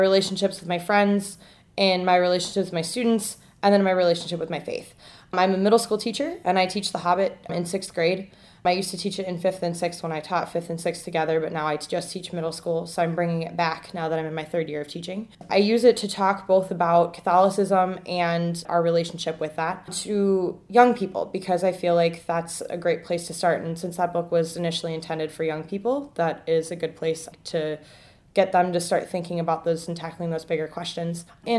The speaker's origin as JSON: {"language": "English", "town": "Brookfield", "region": "Wisconsin", "country": "United States", "said": "I am 24, and I am originally from Brookfield, Wisconsin."}